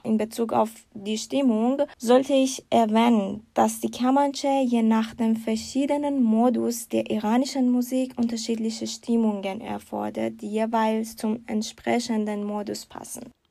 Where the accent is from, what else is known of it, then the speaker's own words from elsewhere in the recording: Iran; moved away as an adult; now in Germany; ich habe meinen Master im Iran abgeschlossen